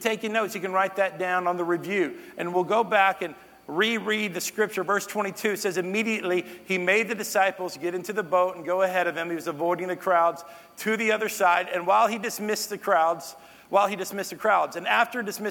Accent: North Texas, United States; moved away; I grew up in North Texas

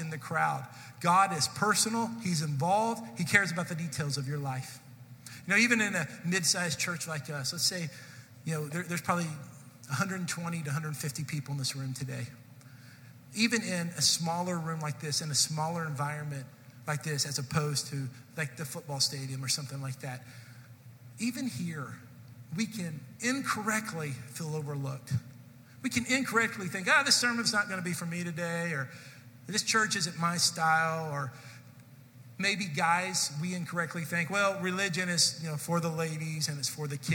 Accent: Irving, Texas, United States; I was from Irving

